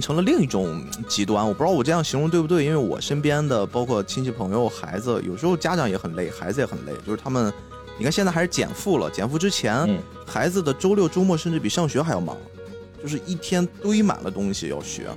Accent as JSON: {"language": "Chinese", "country": "China", "said": "我们中国人"}